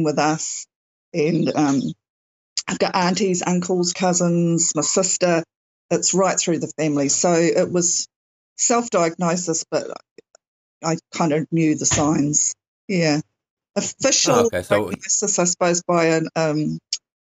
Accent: New Zealand; I'm, definitely New Zealand, and it's summer here

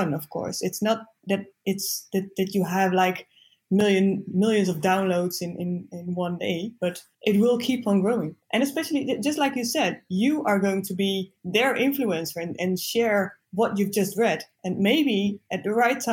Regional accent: east of the Netherlands, Netherlands; also born or lived in Rotterdam / Zwolle; I grew up in the east of the Netherlands

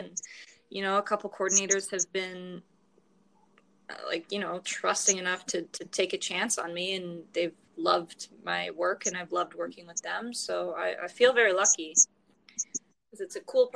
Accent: Calgary, Alberta, Canada; I was born and raised mostly in Calgary, Alberta.

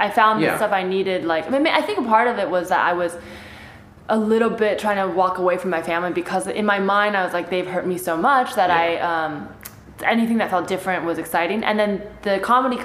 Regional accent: the Bay Area, California, United States; first language Chinese; English is a second language; I grew up in the Bay

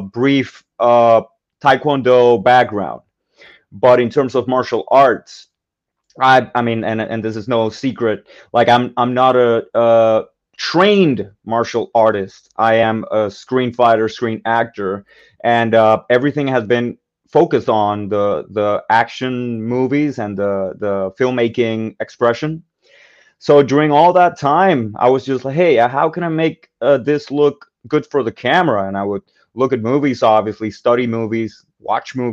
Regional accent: Puerto Rico; Like I grew up in Puerto Rico

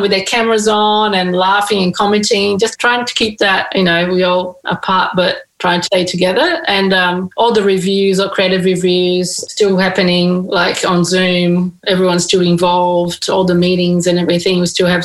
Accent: Brazil; now in Sydney, Australia; my background, I'm from Brazil

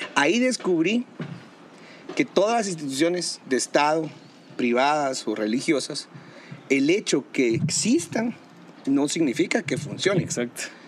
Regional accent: Guatemala

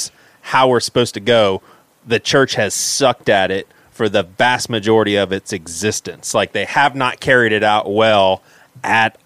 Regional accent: the South, United States; growing up in the South

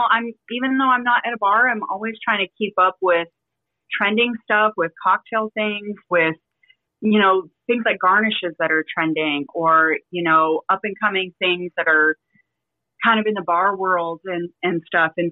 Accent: Las Vegas, Nevada, United States; moved away as an adult; now in San Diego, United States; I grew up in Las Vegas, so it stemmed from just baking it till I made it. So I worked um, on the strip in restaurants and then I was tired of living in Vegas. So I moved out to San Diego.

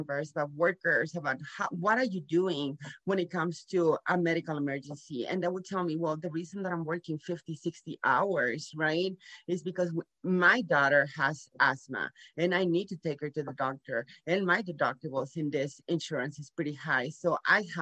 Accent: Nuevo Laredo, Tamaulipas, Mexico; moved away as an adult; also born or lived in San Antonio, Texas; I was born here in Laredo, Texas, but I grew up in Nuevo Laredo, Mexico with Mexican parents.

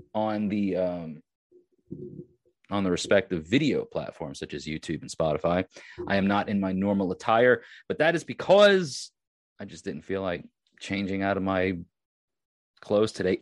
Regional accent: Long Island, New York, United States; I am from Long Island

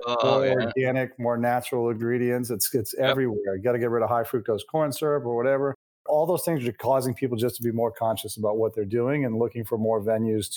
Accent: Maine, United States; moved away as an adult; also born or lived in California; I'm from Maine. My wife's from Maine

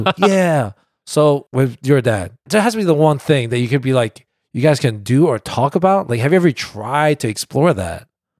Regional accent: South Korea; born there; And like, I was born in Korea.

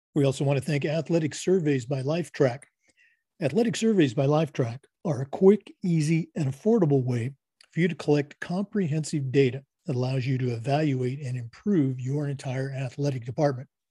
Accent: Oregon, United States; I'm from Oregon

